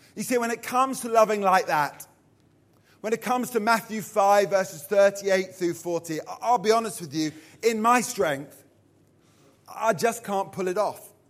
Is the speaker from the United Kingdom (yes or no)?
yes; Purley, London, United Kingdom; I'm from Purley, Surrey